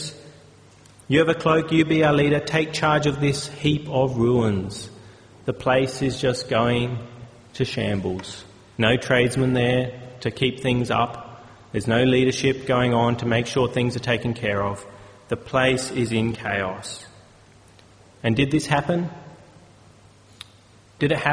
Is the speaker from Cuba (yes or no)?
no; Australia; as Australian citizens